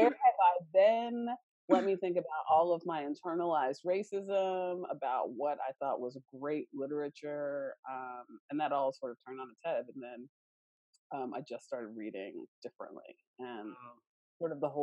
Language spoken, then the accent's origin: English; Kentucky, United States; moved away as an adult; also born or lived in Maine; growing up in Kentucky